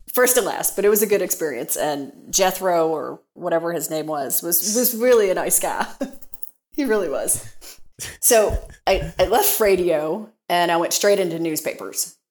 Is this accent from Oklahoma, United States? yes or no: no; Kentucky, United States; accent: Southern; I grew up in Kentucky